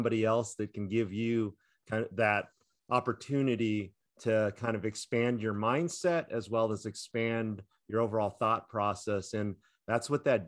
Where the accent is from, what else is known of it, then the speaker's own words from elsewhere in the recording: Orange County, California, United States; growing up in California, Orange County, California